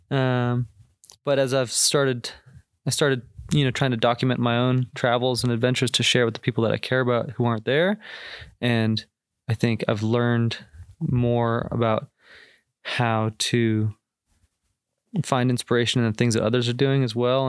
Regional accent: Boston, Massachusetts, United States; moved away as an adult; from the Boston area originally

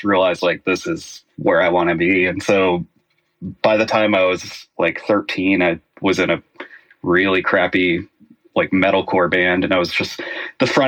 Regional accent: the South, United States; Growing up in the South, grew up in a very religious household

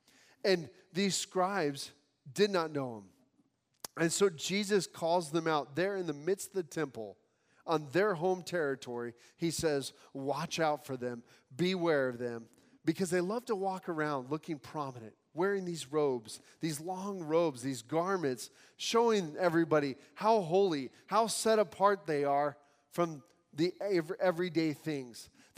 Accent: Nepal; now in United States; I came from Nepal, seeing Hinduism and, you know, firsthand.

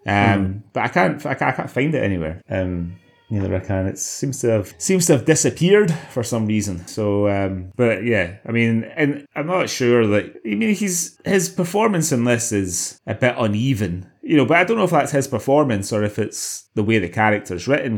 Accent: Glasgow, Scotland, United Kingdom; growing up in Glasgow

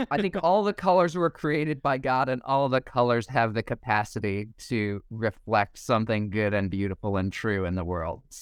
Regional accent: Indonesia; also born or lived in New York, United States; now in Idaho, United States; I was born in New York, grew up in Indonesia, uh, went to college in New York, went to grad school in Pennsylvania, and now I live in Idaho.

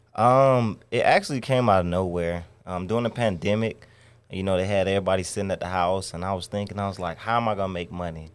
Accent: Stone Mountain, Georgia, United States; also born or lived in Chicago; now in Atlanta, United States; I'm from Stone Mountain, Georgia

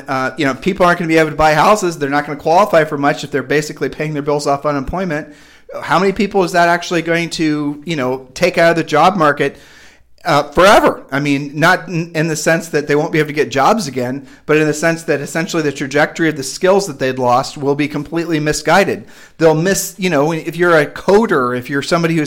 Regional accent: Midwest, United States; moved away as an adult; now in Puerto Rico; we're from the Midwest

